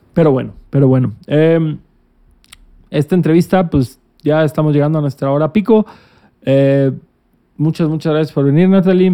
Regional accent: Cancún, Quintana Roo, Mexico; Yo que soy de Cancún

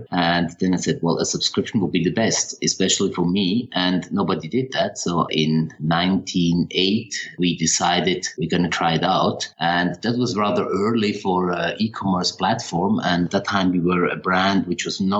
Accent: Switzerland; also born or lived in Paris, France / London, United Kingdom / Toronto, Canada / Zurich, Switzerland; I grew up in Switzerland

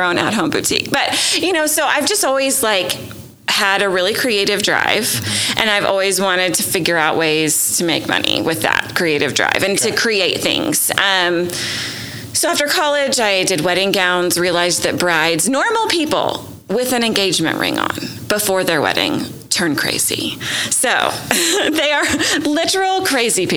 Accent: Nashville, Tennessee, United States; moved away as an adult; also born or lived in Rhode Island; now in Oklahoma City, United States; I grew up in Nashville, Tennessee

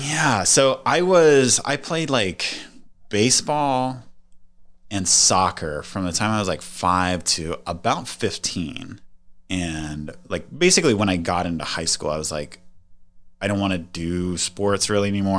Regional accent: Las Vegas, Nevada, United States; I grew up in Las Vegas, Nevada

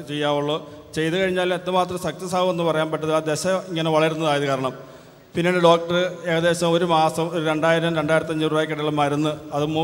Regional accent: Vaikom, Kerala, India; ഞാൻ വൈക്കത്ത് ഇടയാട് ഇടവകയിൽ നിന്ന് വരുന്നു

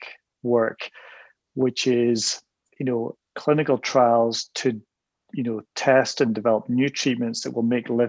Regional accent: United Kingdom; moved away as an adult; now in Canada; I'm not from Canada. I grew up in the UK and I did my medical training there

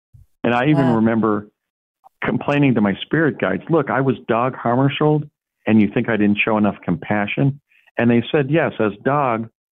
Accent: Morris Plains, New Jersey, United States; being born in Morristown and growing up in Morris Plains, New Jersey

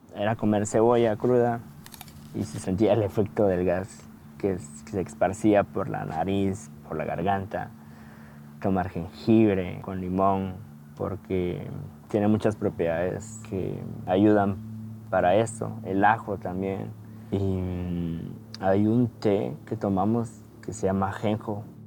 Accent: Guatemala; moved away

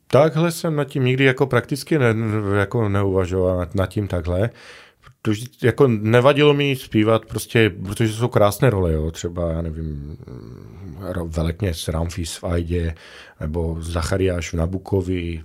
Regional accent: Lipany, Prešov Region, Slovakia; Czech is a second language; moved away as an adult; also born or lived in Košice; now in Ostrava, Czech Republic; Jsem narozený na východním Slovensku, v malém městečku Lipany, má, hm, zhruba třicet kilometrů od Prešova, ale studoval jsem pak posléze v Košicích

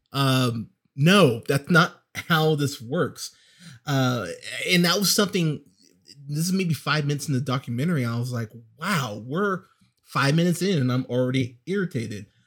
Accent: United States; as an American

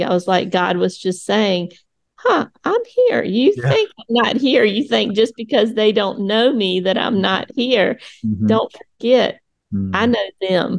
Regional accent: United States; I grew up in the United States

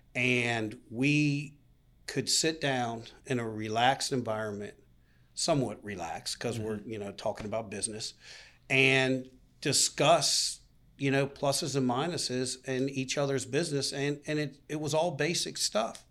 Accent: Boca Raton, West Palm Beach, South Florida, United States; growing up in Florida

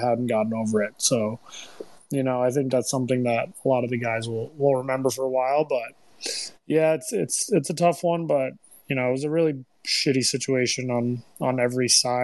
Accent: New York City, New York, United States; moved away as an adult; also born or lived in Austin; now in Chicago, United States; I'm from New York City

